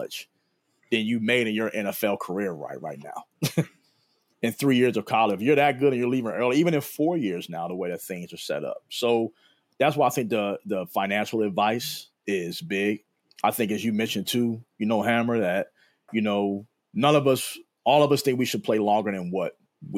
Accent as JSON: {"language": "English", "town": "Philadelphia", "region": "Pennsylvania", "country": "United States", "tie": "born or raised there", "also_born_or_lived": "Chester, Pennsylvania / Madison, Wisconsin", "moved": "as an adult", "said": "I was a kid from Philly."}